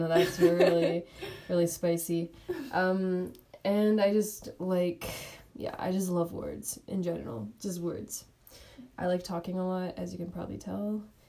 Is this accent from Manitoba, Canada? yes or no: no; Calgary, Alberta, Canada; I was born, I was raised in Calgary. I'm 17, I'm in grade 12. Oh yeah … by the way.